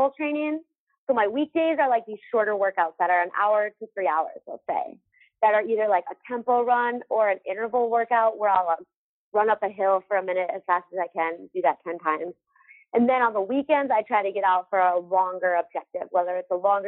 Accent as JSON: {"language": "English", "region": "Minnesota", "country": "United States", "tie": "born or raised there", "moved": "yes", "lives_now": "Salt Lake City, United States", "said": "growing up in Minnesota"}